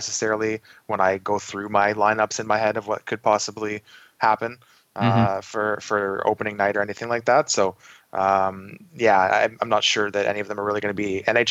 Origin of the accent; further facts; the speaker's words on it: outside of Toronto, Ontario, Canada; I grew up shortly outside of Toronto